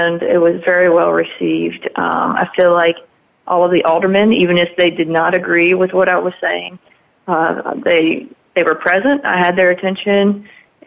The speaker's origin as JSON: {"language": "English", "region": "Mississippi", "country": "United States", "tie": "born or raised there", "said": "it was my hometown"}